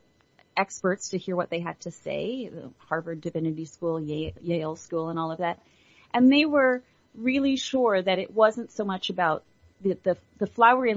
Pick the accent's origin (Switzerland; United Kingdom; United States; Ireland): Ireland; I was born in Ireland and was educated by the nuns